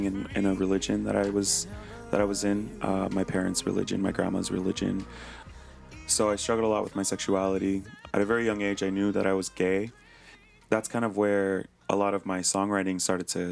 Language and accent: English; Hawaii, United States; growing up in Hawaii as a Hawaiian